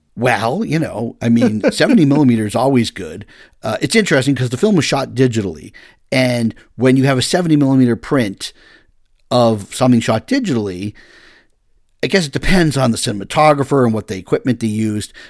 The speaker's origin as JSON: {"language": "English", "region": "Massachusetts", "country": "United States", "said": "I'm from Massachusetts"}